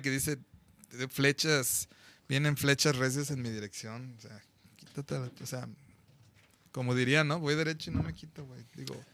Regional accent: Guadalajara, Jalisco, Mexico; Somos más chingón de Guadalajara, Jalisco, México, la tierra del mariachi.

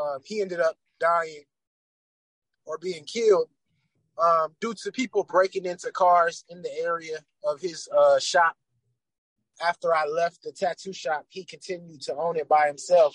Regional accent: Atlanta, Georgia, United States; As I grew up in Atlanta

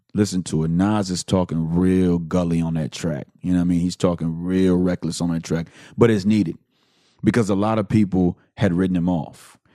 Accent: Houston, Texas, United States; I am from the Southwest side of Houston, Texas

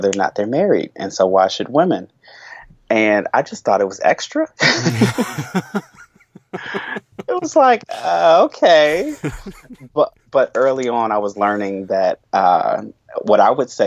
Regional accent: United States; growing up in the United States

